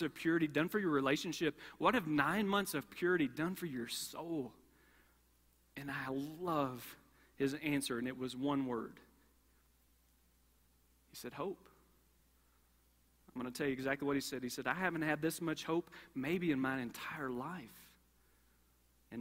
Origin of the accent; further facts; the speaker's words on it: Kentucky, United States; I grew up in Kentucky, and growing up in Kentucky